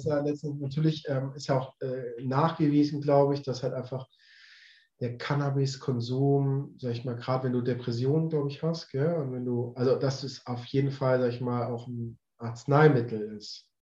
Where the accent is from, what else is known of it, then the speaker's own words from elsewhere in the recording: Swabia, Baden-Württemberg, Germany; now in Hamburg, Germany; ich komme mal aus Süddeutschland, aus dem Schwabeländle